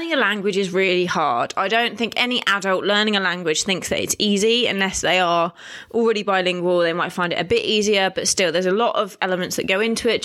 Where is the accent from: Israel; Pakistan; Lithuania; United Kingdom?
United Kingdom; accent: posh twang; moved away as an adult; now in Italy; being British